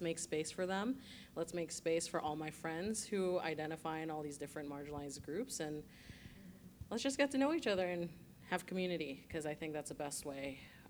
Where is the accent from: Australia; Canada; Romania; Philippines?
Philippines; English is a second language; I'm also an immigrant, I'm also Filipina